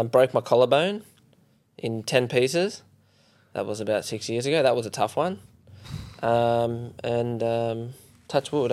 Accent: Perth, Western Australia, Australia; I grew up in Perth

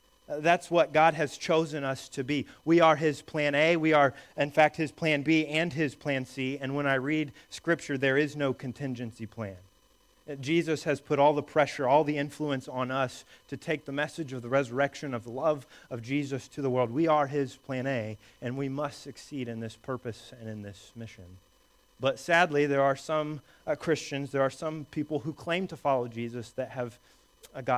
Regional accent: Indiana, United States; the church that I grew up going to in Indiana as a small boy

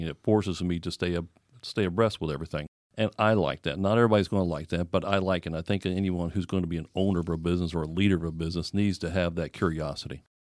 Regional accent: Florida, United States; I'm born and raised in Florida

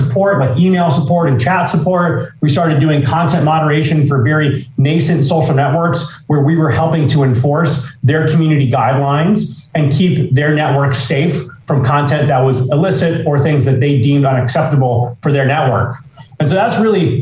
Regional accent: Los Angeles, California, United States; we grew up in Los Angeles together

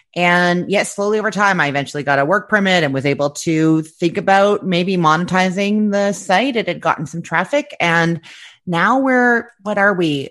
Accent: Canada; moved away as an adult; now in Florida, United States; I am originally from Canada, but like twelve years ago, my now ex-husband was offered an amazing job opportunity in Florida

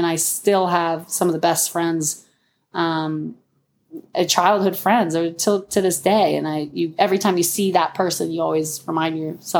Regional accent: Florida, United States; but I think that growing up in Florida, I think you can't be picky.

